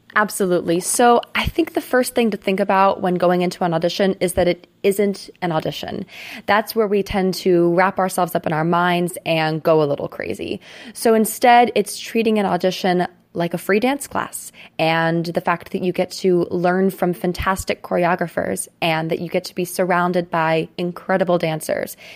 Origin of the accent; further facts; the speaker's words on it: Cincinnati, Ohio, United States; also born or lived in New York City; now in Houston, United States; I am actually from Cincinnati, Ohio, and right now I split my time between Houston, Texas, and New York City